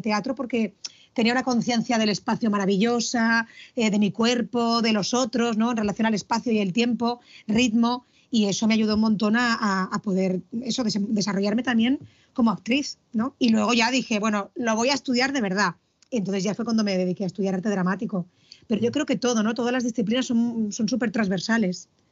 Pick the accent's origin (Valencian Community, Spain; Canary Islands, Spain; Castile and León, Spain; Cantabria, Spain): Valencian Community, Spain; Villarreal; also born or lived in Argentina; yo soy de Villarreal